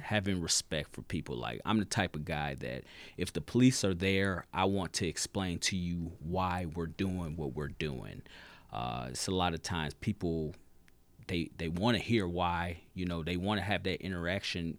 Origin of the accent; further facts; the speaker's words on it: Michigan City, Indiana, United States; moved away as an adult; now in South Bend, United States; I'm originally from Michigan City